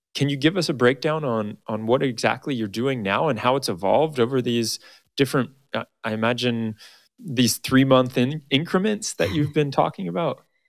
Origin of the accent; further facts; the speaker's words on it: Arizona, United States; Arizona, my home state